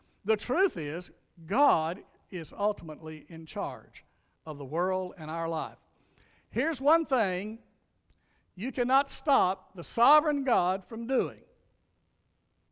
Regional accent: North Louisiana, United States; now in Meade County, United States; I grew up in Louisiana, a little dirt road, North Louisiana, called Buckskin Road

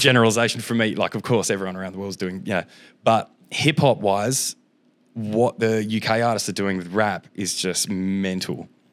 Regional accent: Lesmurdie, Western Australia, Australia; I grew up in Les Moody, so I had to get the bus down. It's like an hour bus ride into the city

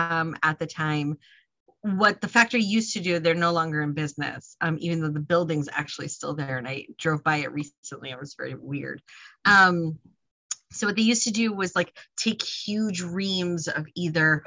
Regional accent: Northern New Jersey, United States; I grew up in Northern Jersey

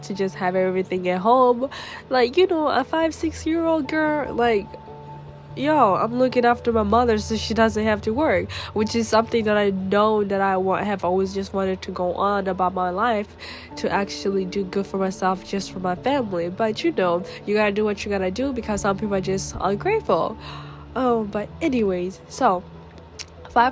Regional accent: Tanzania; moved away; I was born in Tanzania, which is in East Africa, where I just grew up real fast.

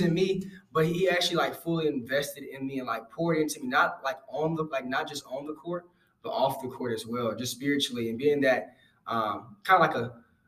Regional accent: Houston, Texas, United States; I'm from Houston, Texas

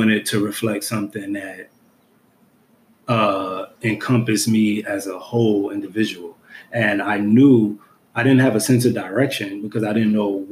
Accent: New York City, New York, United States; the environment that I was raised in Brooklyn, New York

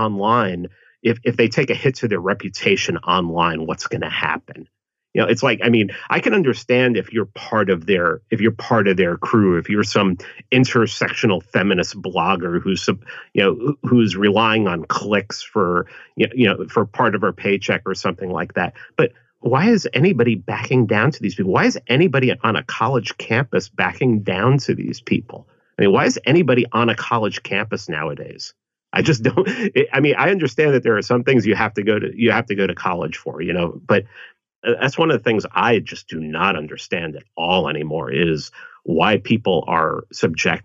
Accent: New York City, New York, United States; growing up in the Bronx

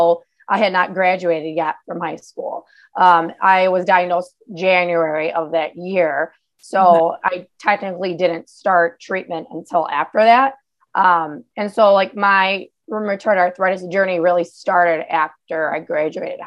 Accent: Chicago, Illinois, United States; I'm from Chicago

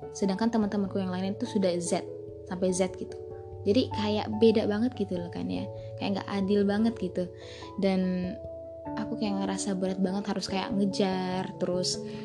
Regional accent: Bima, West Nusa Tenggara, Indonesia; aku S D di tempat ngajarnya, eh, mama aku. di desa aku sendiri, yaitu Desa Samili

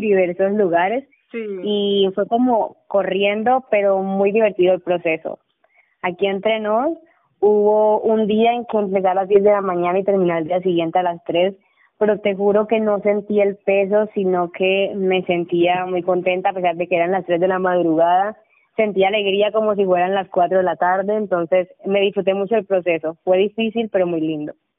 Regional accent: Montelíbano, Córdoba, Colombia; en el municipio donde vivo y de donde soy

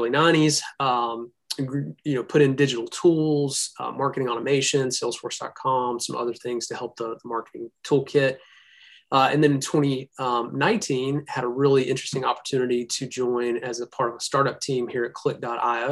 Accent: Birmingham, Alabama, United States; I'm from Birmingham, Alabama

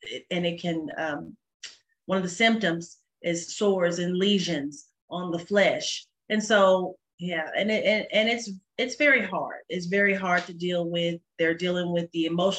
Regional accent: Dallas, Texas, United States; I'm originally from Dallas, North Dallas, and graduated from Richardson High School

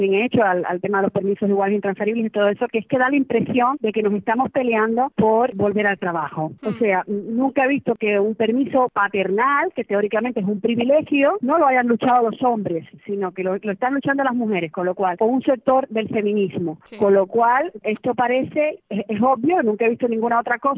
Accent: Cuba; Yo, que además no soy izquierdosa para nada, porque ya vengo, vengo escaldada de Cuba

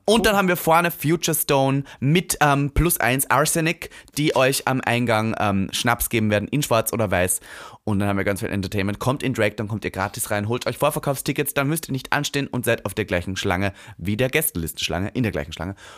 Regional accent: Leonding, Upper Austria, Austria; moved away; ich komme ja vom Dorf aus Linz

